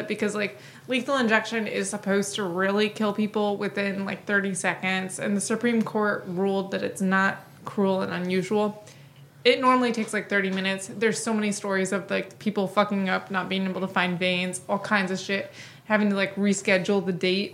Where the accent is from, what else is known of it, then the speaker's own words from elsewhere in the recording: Washington, United States; my home state of Washington